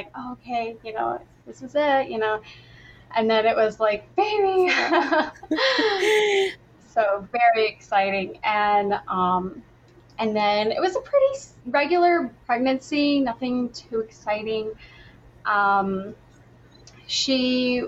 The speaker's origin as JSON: {"language": "English", "region": "upstate New York", "country": "United States", "said": "I'm from upstate New York"}